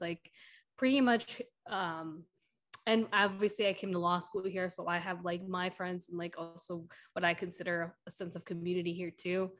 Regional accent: Milwaukee, Wisconsin, United States; also born or lived in Madison / New York City; Milwaukee, where mm. like you know my mom is from or lives, uh, and where I you know spent the majority of my life growing right. up there

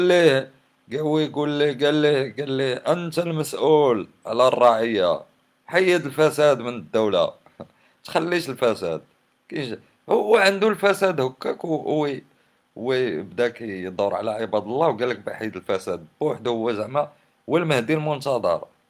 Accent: Morocco

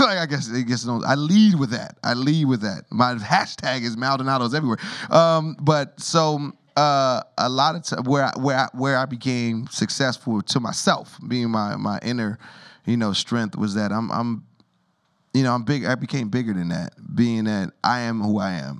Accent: Rialto, California, United States; also born or lived in Harlem, New York; I grew up in Rialto, California

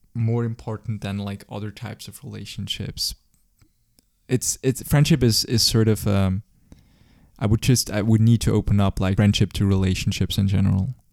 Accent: Zurich, Switzerland; I grew up as well in Zurich. Um, I'm basically, I never moved in my whole entire life.

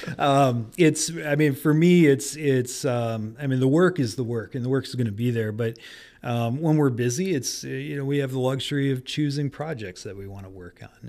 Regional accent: Detroit, Michigan, United States; also born or lived in Grand Rapids, Michigan; I grew up in Detroit and moved to Grand Rapids to go to school

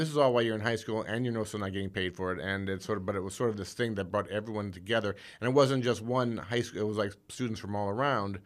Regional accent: South Bend, Indiana, United States; moved away; I grew up in South Bend, Indiana

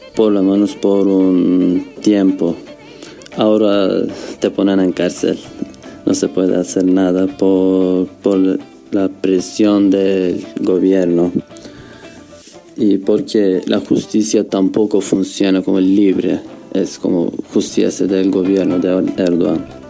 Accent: Kurdistan, Turkey; Spanish is a second language; moved away as an adult; now in Uruguay; todos somos kurdos, todos hablamos kurdo

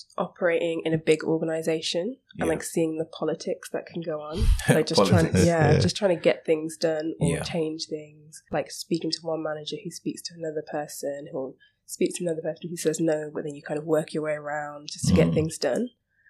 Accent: England, United Kingdom; So I moved to Slough, which I'm from the Midlands.

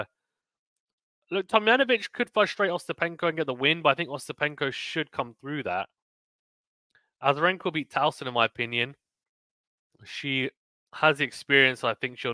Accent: United Kingdom; I'm a Brit

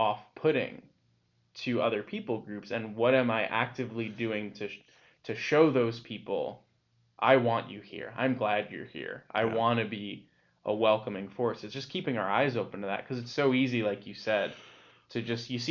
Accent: United States; I'm American

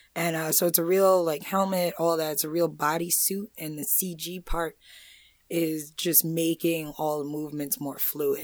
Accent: Amityville, New York, United States; I'm from Amityville.

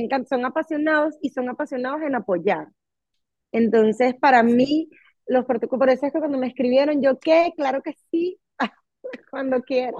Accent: Venezuela; now in United States; yo soy venezolana, mis amistades son todos, eh, muchos venezolanos

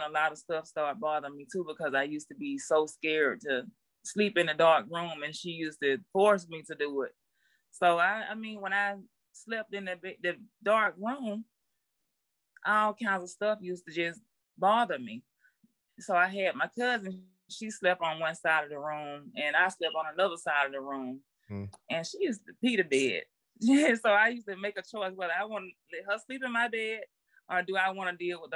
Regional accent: Albany, United States; I'm from Albany

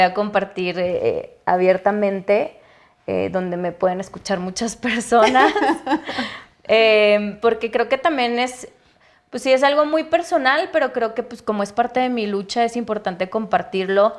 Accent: Chihuahua, Mexico; also born or lived in Ciudad Juárez; Yo soy de Chihuahua

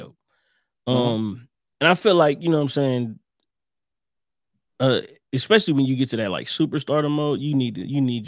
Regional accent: Ohio, United States; I'm from Ohio.

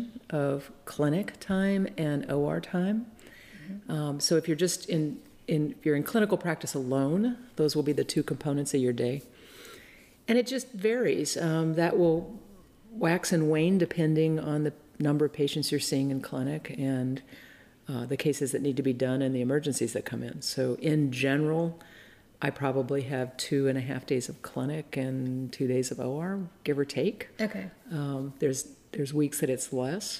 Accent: Austin, Texas, United States; also born or lived in California / southern France; I grew up mostly in Austin, Texas. I spent some time in California and southern France, where mm-hmm. my father was a visiting professor

